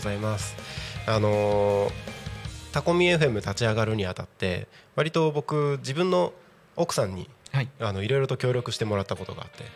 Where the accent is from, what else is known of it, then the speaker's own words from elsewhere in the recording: Takko, Aomori, Japan; now in Tako, Chiba, Japan; 僕の出身地である青森県田子町